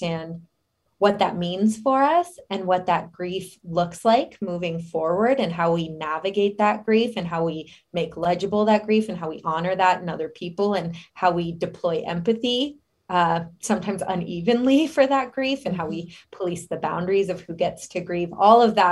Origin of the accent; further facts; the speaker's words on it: Denver, Colorado, United States; also born or lived in Philadelphia; I am originally from Colorado, born in Denver.